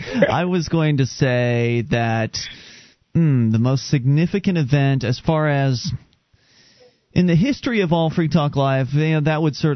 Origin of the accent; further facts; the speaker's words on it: Sarasota, Florida, United States; moved away; We come from Sarasota, Florida.